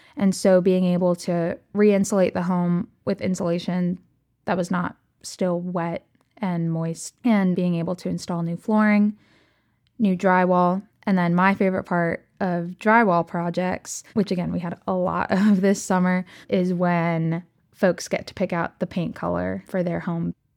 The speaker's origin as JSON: {"language": "English", "area": "Rockville, Bethesda area", "region": "Maryland", "country": "United States", "tie": "born or raised there", "said": "I grew up in the Presbyterian community at St. Mark Presbyterian Church in the Rockville, Bethesda area"}